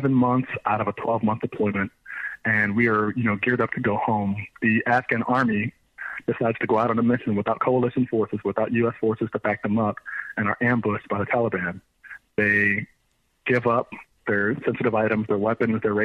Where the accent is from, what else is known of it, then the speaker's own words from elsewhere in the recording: Frederick, Maryland, United States; I'm from Maryland. I grew up in Frederick and Montgomery County, Maryland.